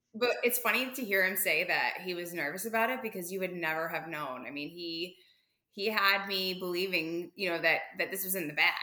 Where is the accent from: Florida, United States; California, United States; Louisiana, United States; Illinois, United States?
Florida, United States; I'm from Florida